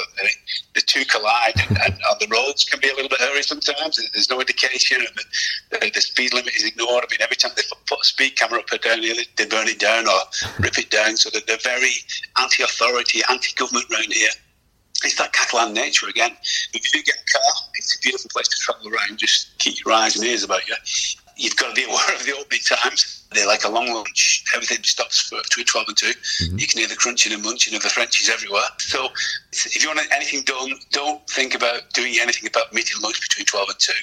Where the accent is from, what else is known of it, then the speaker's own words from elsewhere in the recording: England, United Kingdom; moved away as an adult; now in France; as English people